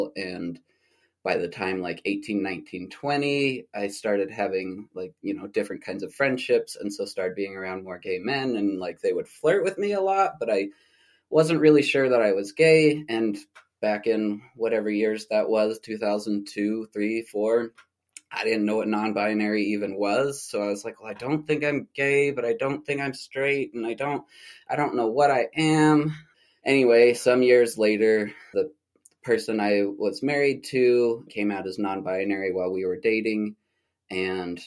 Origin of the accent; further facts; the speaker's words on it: St. George, Utah, United States; moved away as an adult; also born or lived in Albuquerque, New Mexico; my hometown in Nuwu Land in St. George, Utah